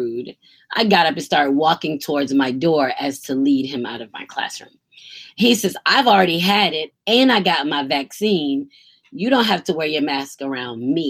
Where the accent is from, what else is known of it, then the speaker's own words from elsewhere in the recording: United States; I'm Black American